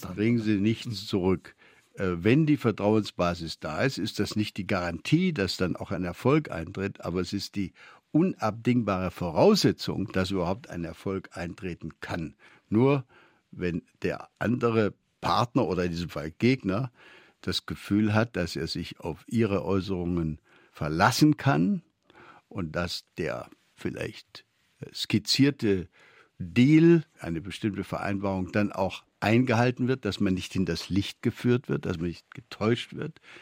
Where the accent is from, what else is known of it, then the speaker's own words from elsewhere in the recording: Beuren, Baden-Württemberg, Germany; Meine Schulfreunde nannten mich das Bürgermeisterle da im Schwäbischen